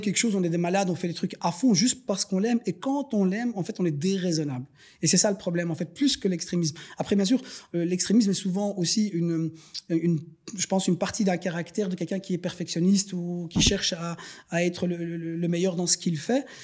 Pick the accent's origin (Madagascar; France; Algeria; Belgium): Belgium; Schaerbeek, Brussels-Capital Region; je suis né à Bruxelles. Euh, je suis scarbécois de naissance. J'ai grandi dans les écoles populaires